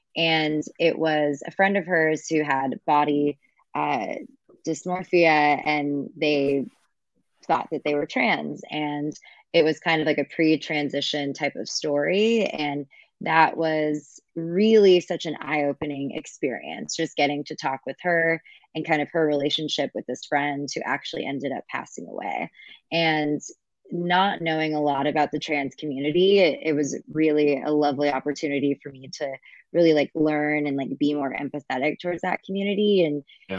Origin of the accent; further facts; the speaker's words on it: Kingsburg, California, United States; moved away as an adult; also born or lived in Los Angeles; I grew up in Central California, so a small town called Kingsburg. It's outside of Fresno